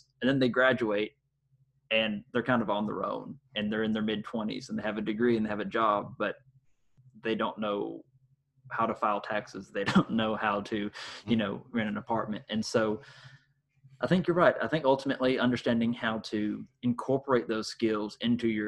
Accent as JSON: {"language": "English", "region": "the South", "country": "United States", "tie": "born or raised there", "said": "growing up in the South"}